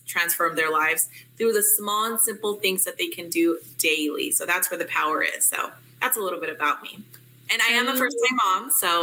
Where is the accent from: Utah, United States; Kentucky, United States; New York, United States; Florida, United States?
Utah, United States; I am from Utah